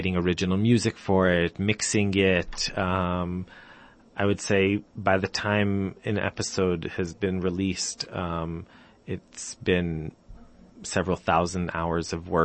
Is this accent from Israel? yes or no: yes; Jerusalem, Jerusalem District, Israel; also born or lived in United States / England; I'm from Jerusalem. I grew up in Jerusalem.